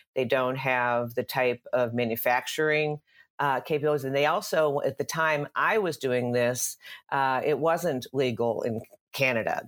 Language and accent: English; Dallas, Texas, United States; moved away as an adult; now in California, United States; I grew up in Dallas, Texas, uh, and came to California in the early nineties